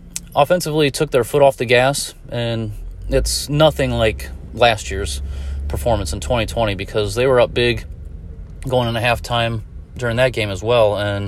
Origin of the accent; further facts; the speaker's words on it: Fort Wayne, Indiana, United States; I'm from Fort Wayne, Indiana